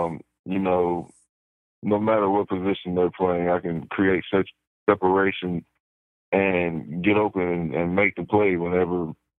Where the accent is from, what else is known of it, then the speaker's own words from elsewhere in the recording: South Bend, Indiana, United States; I was born in South Bend.